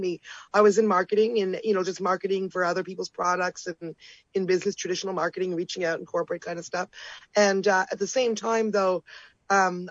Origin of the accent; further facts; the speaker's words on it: near Toronto, Ontario, Canada; I'm coming to you from my hometown up here. Yeah, I'm in, you know, near Toronto